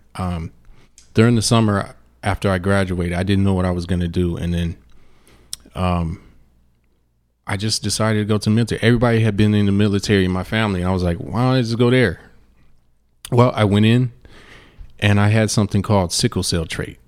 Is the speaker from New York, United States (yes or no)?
no; Cleveland, Ohio, United States; moved away as an adult; now in Phoenix, United States; I come from Cleveland, Ohio